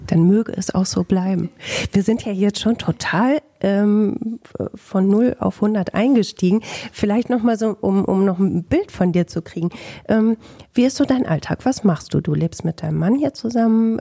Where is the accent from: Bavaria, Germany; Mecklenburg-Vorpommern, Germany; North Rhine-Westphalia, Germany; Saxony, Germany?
North Rhine-Westphalia, Germany; Bielefeld; bei mir in meiner Heimat in Bielefeld